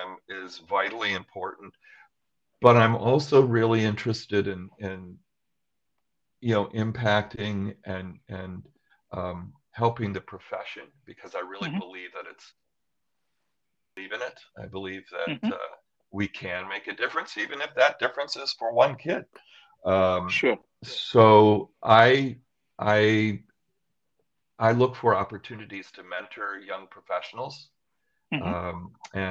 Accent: Western New York, United States; I grew up in Western New York

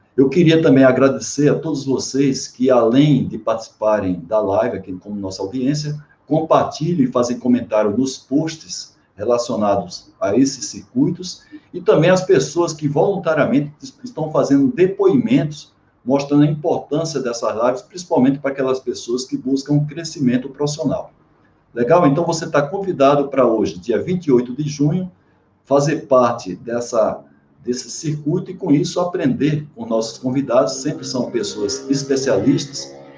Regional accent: Paraíba, Brazil; moved away; quando eu morava no Nordeste, que eu sou lá da Paraíba

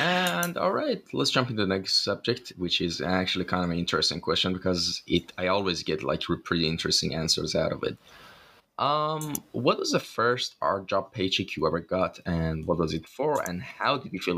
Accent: Iran; my home country, Iran.

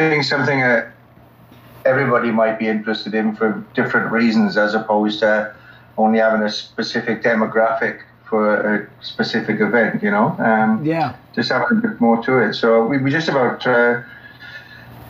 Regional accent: Wales, United Kingdom; moved away as an adult; also born or lived in Queensland, Australia; now in Australia; I come from Wales originally, came to Australia 17 years ago

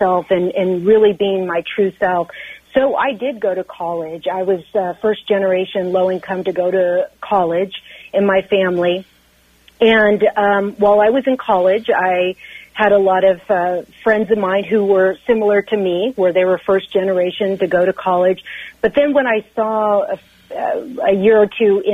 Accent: Central Valley of California, United States; I grew up in the Central Valley of California

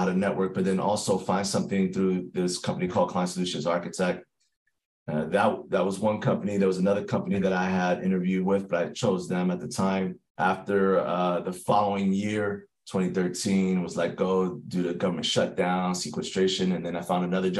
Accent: New York City, New York, United States; I'm from New York City

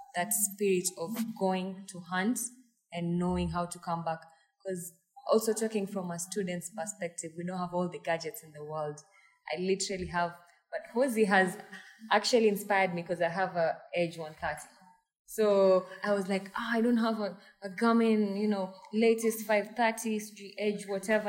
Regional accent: Mombasa, Mombasa County, Kenya; now in Thika, Kenya; I am from Mombasa, but currently I stay in Thika

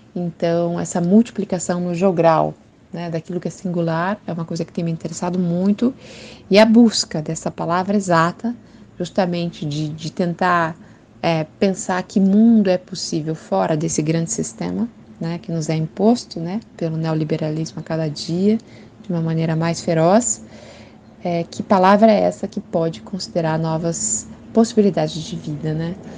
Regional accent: Curitiba, Paraná, Brazil; sou de Curitiba, moro em Curitiba nesse momento

